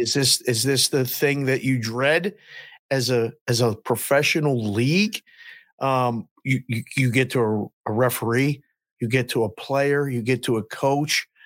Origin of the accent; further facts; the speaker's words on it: Pittsburgh, Pennsylvania, United States; now in Las Vegas, United States; I'm from Pittsburgh and I I was seven in in uh, in '78